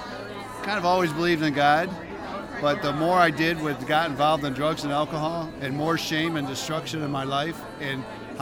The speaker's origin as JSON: {"language": "English", "town": "Toledo", "region": "Ohio", "country": "United States", "said": "I'm from Toledo, and I'm thankful for a new life that Christ freed me from"}